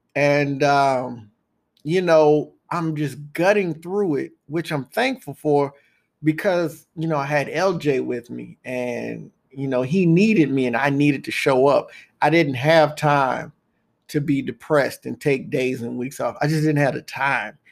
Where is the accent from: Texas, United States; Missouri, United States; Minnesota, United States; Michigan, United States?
Texas, United States; moved away as an adult; also born or lived in O'Fallon, Illinois; I'm from Texas